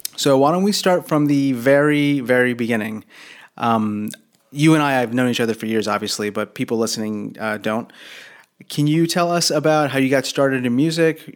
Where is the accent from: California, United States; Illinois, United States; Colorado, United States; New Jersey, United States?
New Jersey, United States; I grew up in Jersey. I was like an hour south of of New York